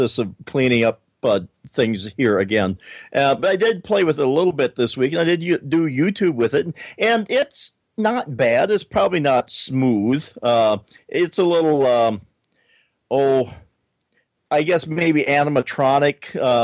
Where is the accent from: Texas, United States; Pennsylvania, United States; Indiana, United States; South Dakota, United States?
South Dakota, United States; we're from South Dakota